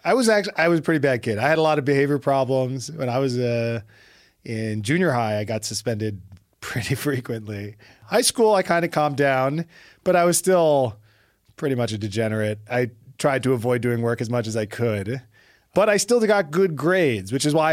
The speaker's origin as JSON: {"language": "English", "town": "New York City", "region": "New York", "country": "United States", "tie": "born or raised there", "said": "I was born and raised in Brooklyn"}